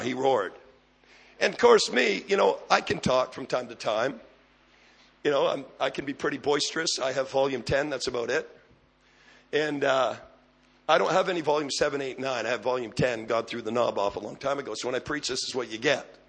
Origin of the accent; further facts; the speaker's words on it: Canada; I'm a Canadian